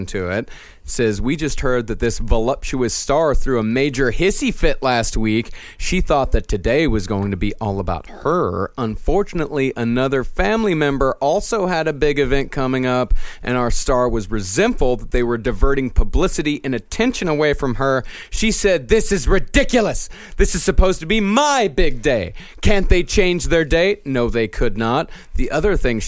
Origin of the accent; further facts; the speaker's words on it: Southwest, United States; moved away; I grew up in the Southwest